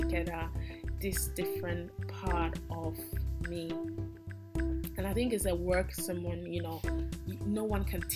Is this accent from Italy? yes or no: yes; Italy; English is a second language; I was born in Italy. I eat and breathe and walk and talk and do everything in Italy as an Italian